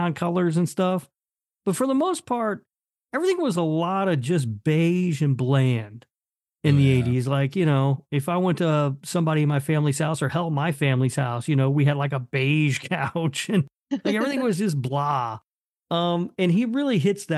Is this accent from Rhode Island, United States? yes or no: no; Indianapolis, Indiana, United States; when I was growing up in Indianapolis